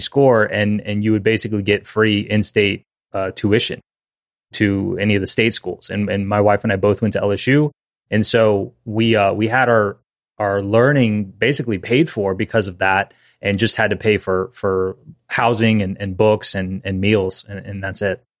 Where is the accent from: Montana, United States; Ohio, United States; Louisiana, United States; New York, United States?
Louisiana, United States; we both are born and raised in Louisiana